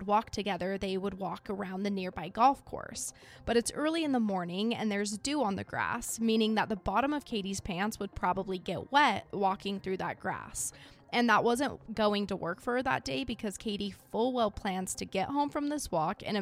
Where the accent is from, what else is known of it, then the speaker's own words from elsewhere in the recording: Idaho, United States; I'm from Idaho.